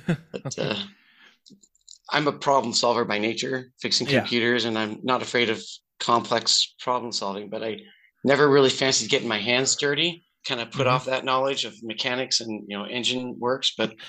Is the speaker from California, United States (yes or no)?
yes; Cypress, California, United States; also born or lived in Cornwall, England; But I was born in Northern California, I think in Sacramento area, Alameda County. And then we moved back down to Cypress, California for a while. And then we moved over to Cornwall, England from the ages of 4, 5, and 6.